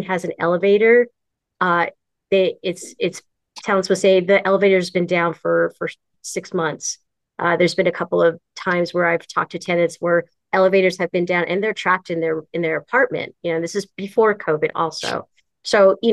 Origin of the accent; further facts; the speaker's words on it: San Francisco, California, United States; I am actually born and raised in San Francisco